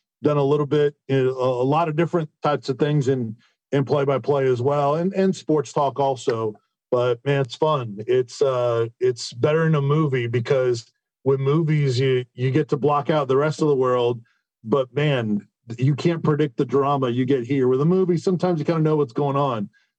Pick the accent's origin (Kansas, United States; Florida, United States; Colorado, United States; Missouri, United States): Florida, United States; Tampa; Growing up in Tampa, just had a passion for it